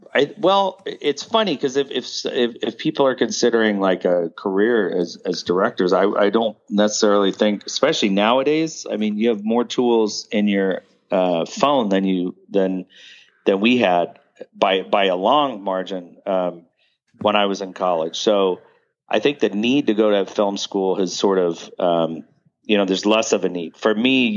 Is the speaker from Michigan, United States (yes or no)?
no; Pasadena, California, United States; also born or lived in Hollywood, California / Memphis, Tennessee; I was born in Hollywood, but raised in Pasadena.